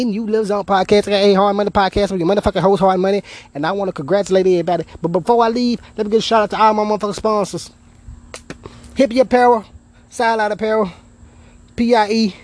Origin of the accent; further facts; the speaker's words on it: Memphis, Tennessee, United States; I'm from Memphis, man. We were raised differently